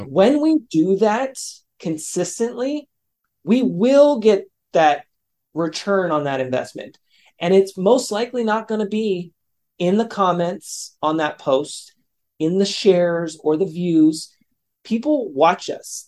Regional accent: California, United States; my hometown here in California

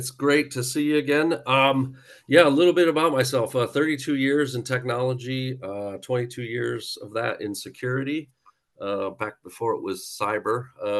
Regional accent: Buffalo, New York, United States; now in United Kingdom; But I'm originally from Buffalo, New York, moved around a lot.

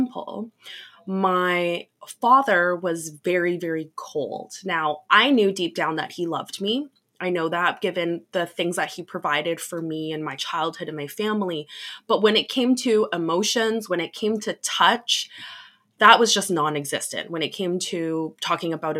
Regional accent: Canada; I'm from Canada

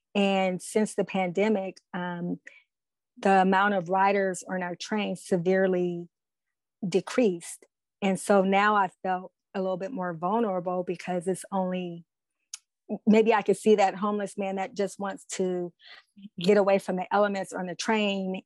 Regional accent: Oakland, California, United States; I am from Oakland, California

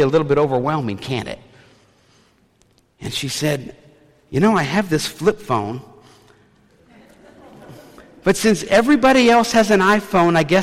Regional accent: the South, United States; moved away; I'm from the South

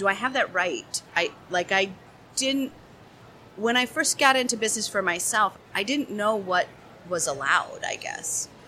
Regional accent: St. Paul, Minnesota, United States; I'm from St. Paul.

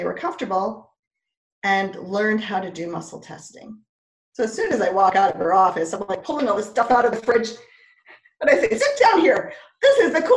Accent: Montreal, Quebec, Canada; moved away as an adult; also born or lived in Ontario; I grew up in Montreal. Then I went to Ontario to go to university

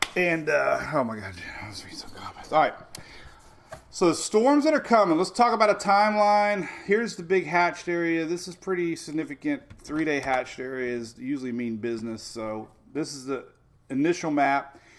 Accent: Oldsmar, Florida, United States; my hometown of Oldsmar

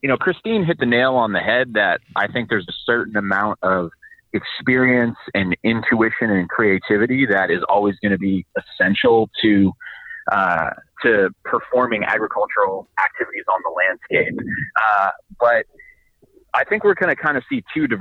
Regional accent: Bay Area, California, United States; I'm from the Bay Area as well

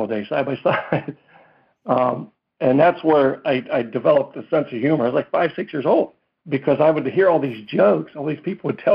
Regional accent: Pittsburgh, Pennsylvania, United States; I was born in Pittsburgh, Pennsylvania, and raised there

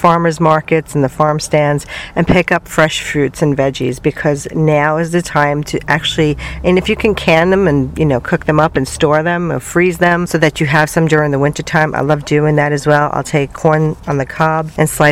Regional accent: New York City, New York, United States; moved away as an adult; I came from New York City

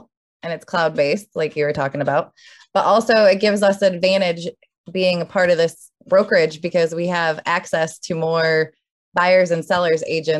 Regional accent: Michigan, United States; now in Central Florida, United States; I'm from Michigan

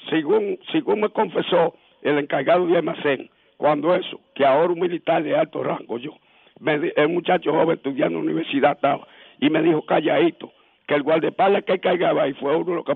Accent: Moca, Espaillat, Dominican Republic; Yo soy de Moca, tú oye.

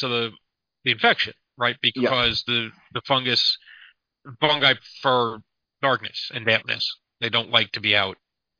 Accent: Detroit, Michigan, United States; You know, so I'm from Detroit. You know, it's in Michigan. So I know where Detroit is.

